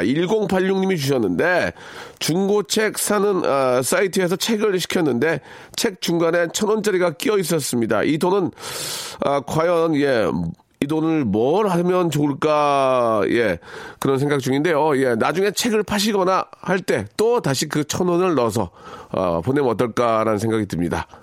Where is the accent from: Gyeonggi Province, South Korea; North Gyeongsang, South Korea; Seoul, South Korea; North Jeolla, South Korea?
Seoul, South Korea; also born or lived in Jeonju; 저 개화초등학교 맞습니다. 개화초등학교 맞고